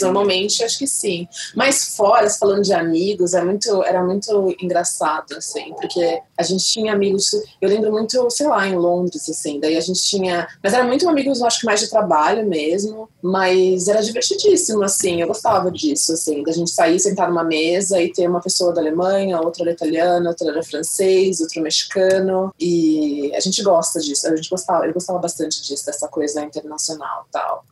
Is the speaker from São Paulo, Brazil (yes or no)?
yes; Baixada Santista, São Paulo, Brazil; a gente é da Baixada, eu sou da Baixada.